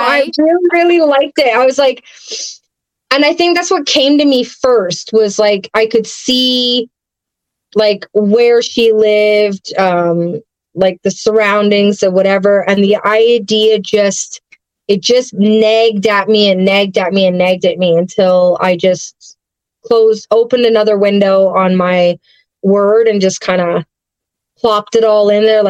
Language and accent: English; England, United Kingdom; Like I was born overseas, so I'm English. I don't have a accent anymore.